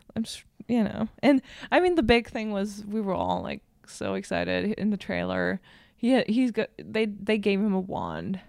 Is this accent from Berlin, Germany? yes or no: yes; Berlin, Germany; English is a second language; from Berlin. Like, I was born in Berlin, raised